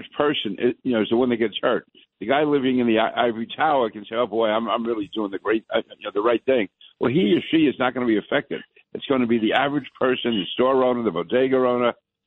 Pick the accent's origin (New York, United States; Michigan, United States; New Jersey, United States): New York, United States; New York City; born and raised in New York City, I was born in Queens, went to school in Brooklyn